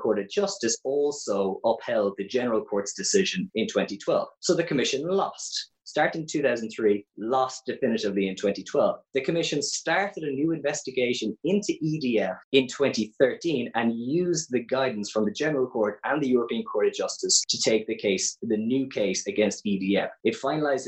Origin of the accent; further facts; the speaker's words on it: Cork, Munster, Ireland; you can probably tell from my accent, I'm from Ireland. I'm actually from Cork